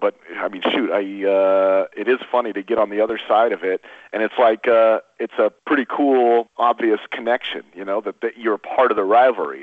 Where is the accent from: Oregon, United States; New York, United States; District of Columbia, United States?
Oregon, United States; moved away as an adult; also born or lived in Montana; I grew up in Oregon, uh, you know, in Oregon